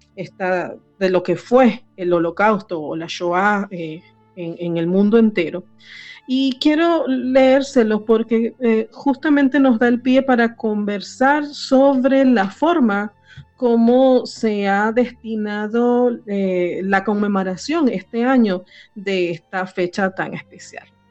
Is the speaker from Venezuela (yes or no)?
yes; Venezuela; en Venezuela, que es donde yo nací